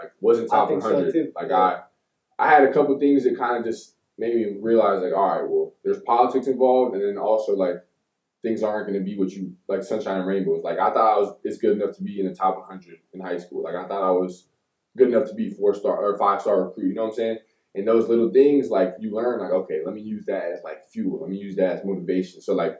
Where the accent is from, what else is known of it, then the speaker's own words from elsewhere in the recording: Pembroke Pines, Florida, United States; born there; also born or lived in Tampa / Georgia / Deland / Miami; Like, I was born in South Florida, Broward County, Pembroke Pines, Florida. Stayed there until I was, like, about 7, 8. Mm-hmm. Then we moved to different places, like Tampa, Georgia, to Deland. Then we went back to Miami, back to Deland.